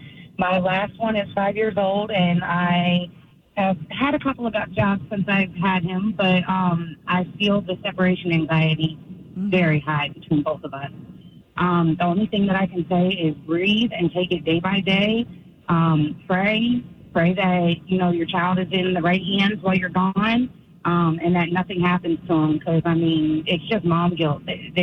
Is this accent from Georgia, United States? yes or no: yes; Tyrone, Georgia, United States; I am from Tyrone, Georgia. I am a mother of three